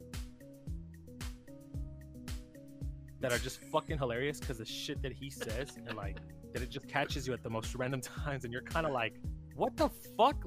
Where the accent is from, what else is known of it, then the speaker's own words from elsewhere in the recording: Texas, United States; I'm from Texas, and it's rare that I ever use like the term y'all or like have that like Texan accent